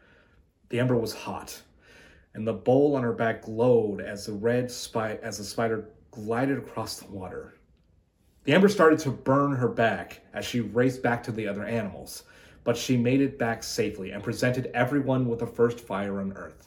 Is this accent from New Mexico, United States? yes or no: yes; Santa Fe, New Mexico, United States; now in Los Angeles, United States; I was born and raised in Santa Fe, New Mexico